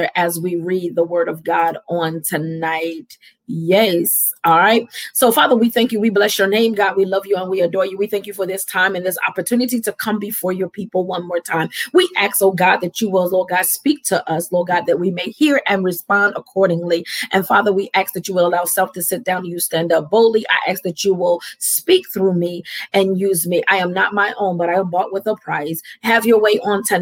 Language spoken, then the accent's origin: English; Camden, New Jersey, United States; I am from Camden, New Jersey, and I'm a proud Camden person.